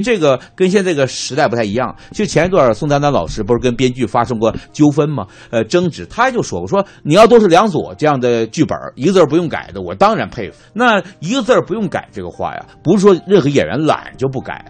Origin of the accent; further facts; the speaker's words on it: Northeast China, China; 我是东北人